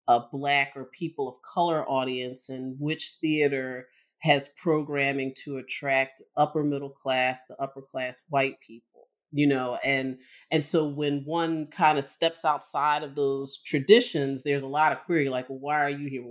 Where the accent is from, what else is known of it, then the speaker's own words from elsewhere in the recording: Philadelphia, Pennsylvania, United States; I grew up in Philadelphia, you know, a place that has a deeply politicized parks and recreation system and just kind of cultural practices.